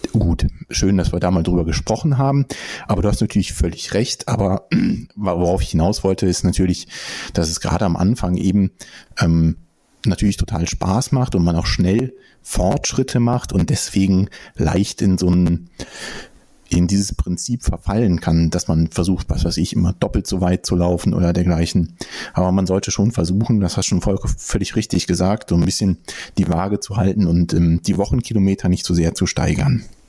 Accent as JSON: {"language": "German", "town": "Bonn", "region": "North Rhine-Westphalia", "country": "Germany", "tie": "born or raised there", "said": "meine Geburtsstadt sogar"}